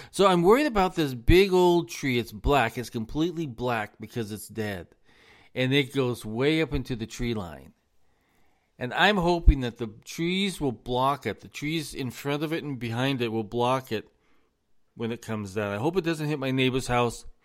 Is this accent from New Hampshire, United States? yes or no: no; Los Angeles, California, United States; now in US South; I come come from Los Angeles. Now, Los Angeles, we're on the move 24 hours a day, seven days a week.